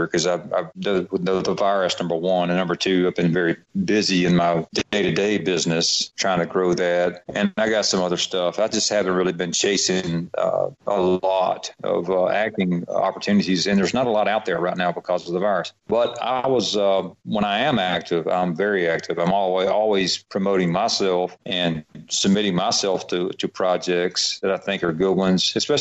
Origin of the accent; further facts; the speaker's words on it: Atlanta, Georgia, United States; accent: Southern; I'm from Atlanta